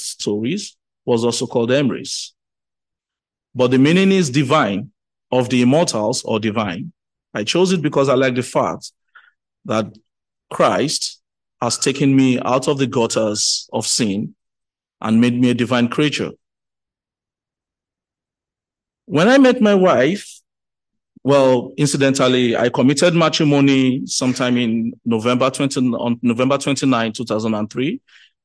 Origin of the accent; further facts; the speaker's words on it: Lagos, Nigeria; I was born and bred in Lagos